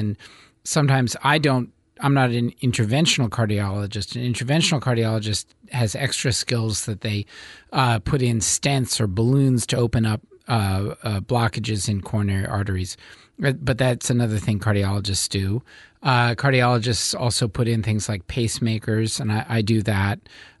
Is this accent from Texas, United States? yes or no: no; Westchester County, New York, United States; moved away as an adult; now in Eugene, United States; I'm from New York. I'm from Westchester County, New York.